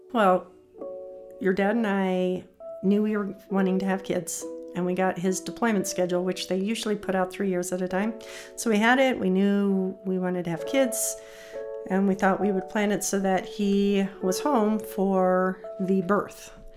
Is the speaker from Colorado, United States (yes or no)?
yes; Colorado, United States; I grew up in Colorado, home with my parents all the time